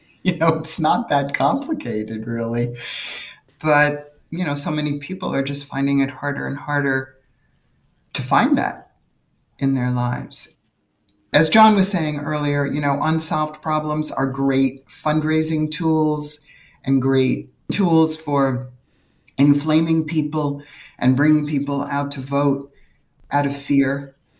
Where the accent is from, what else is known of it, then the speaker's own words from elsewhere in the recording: New York City, New York, United States; I grew up in New York City